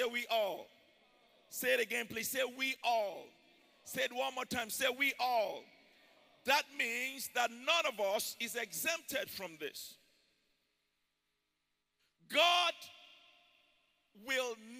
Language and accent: English; Ijebu, Ogun State, Nigeria; now in Houston, United States; I'm from Ijebu in Nigeria